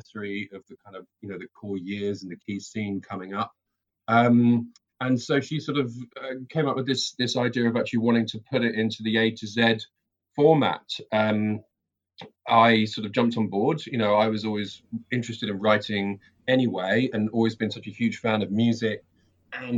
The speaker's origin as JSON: {"language": "English", "region": "England", "country": "United Kingdom", "also_born_or_lived": "London", "moved": "as an adult", "lives_now": "New Zealand", "said": "I'm originally from England, and I now live in New Zealand. Moved here about 3 years ago."}